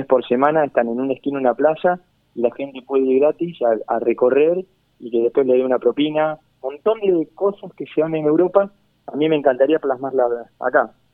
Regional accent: Argentina

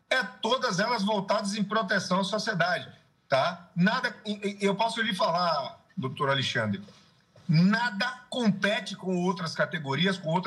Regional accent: Salvador, Bahia, Brazil; Você é do Rio de Janeiro, eu sou de Salvador

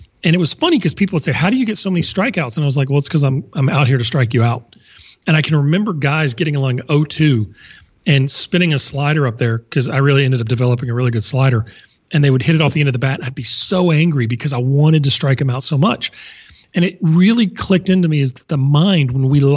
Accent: Baton Rouge, Louisiana, United States; I'd waited 4 years in my hometown to play at LSU

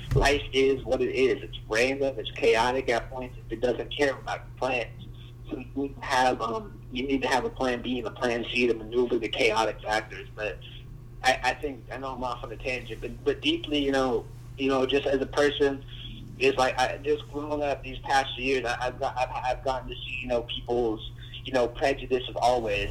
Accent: United States; I live in this place called San Morgan, and uh, I, I don't even, I, I want to move out, you know, because I, I've grown up here for the majority of my life

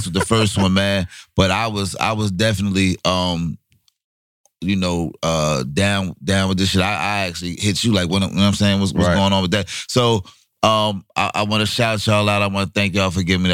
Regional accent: Orange, New Jersey, United States; back to Orange, New Jersey, to my hometown

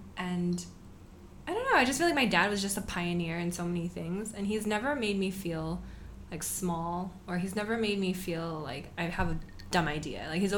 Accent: Torrance, California, United States; moved away as an adult; also born or lived in San Francisco; now in Singapore; Yeah. So I grew up in Los Angeles, in Torrance specifically, like this beach town in LA County. Went to San Francisco for college, stuck around. I was in San Francisco for like 8 years for school and for work. And then I moved to Singapore.

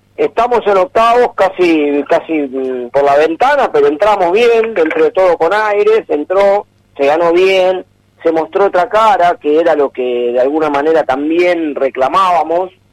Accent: Argentina; uno lo ve por como argentino

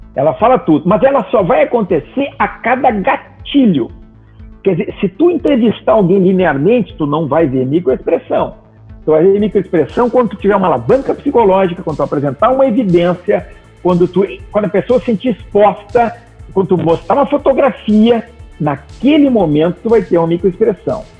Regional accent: Gaúcho, Rio Grande do Sul, Brazil; moved away as an adult; also born or lived in Porto Alegre; now in Santa Catarina, Brazil; hoje eu moro aqui em Santa Catarina, numa praia do lado de Floripa. Eu sou gaúcho. Quando eu morava lá em Porto Alegre

